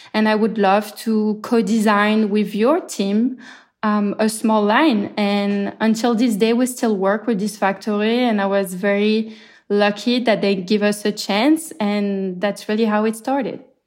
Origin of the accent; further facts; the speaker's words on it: France; moved away as an adult; also born or lived in Marseille / Brooklyn, New York; now in New York, United States; I'm clearly from France, and when COVID hit, I had just moved more or less to New York